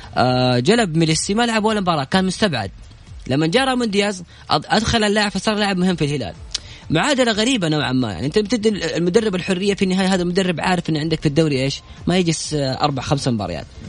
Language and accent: Arabic; Saudi Arabia; عندنا في السعودية